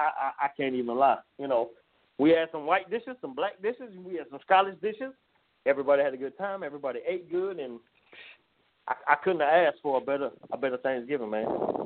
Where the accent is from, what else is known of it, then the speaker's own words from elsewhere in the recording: Jacksonville, Florida, United States; I'm an SEC fan. I'm from the South. I'm Jacksonville, Florida. I'm from the South.